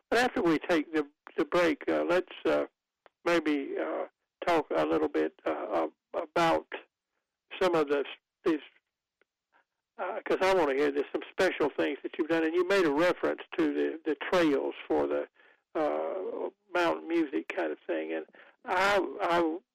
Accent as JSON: {"language": "English", "town": "Goldsboro", "region": "North Carolina", "country": "United States", "tie": "born or raised there", "moved": "yes", "said": "I haven't been lived in the town I was born in for many years, but I still think of it as my hometown, and I know they the people there have worked. Uh, this is Goldsboro, which is 50 miles east of Raleigh and, and toward eastern North Carolina"}